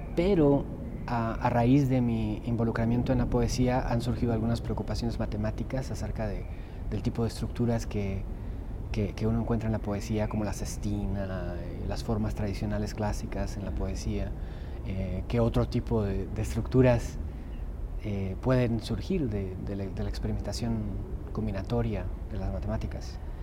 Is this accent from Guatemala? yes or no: yes; Guatemala; also born or lived in Germany; now in Salem, United States; nací en Alemania, soy ciudadano norteamericano ahora, crecí en Guatemala